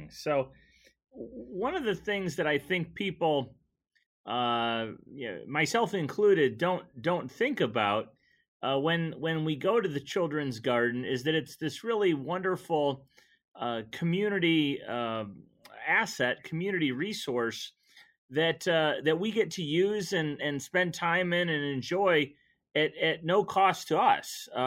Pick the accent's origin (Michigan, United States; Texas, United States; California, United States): Michigan, United States; also born or lived in New Mexico; I'm originally from Michigan.